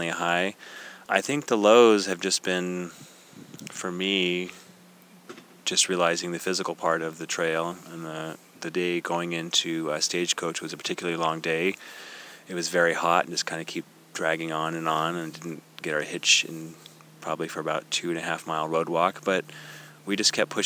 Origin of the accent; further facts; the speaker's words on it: Eugene, Oregon, United States; I am from Eugene, Oregon.